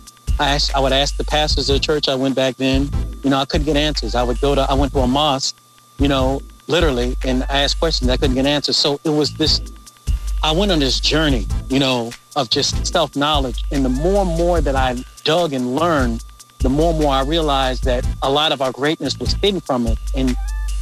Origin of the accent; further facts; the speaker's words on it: Midlothian, Virginia, United States; I grew up right outside of Richmond, Virginia, in Midlothian, Virginia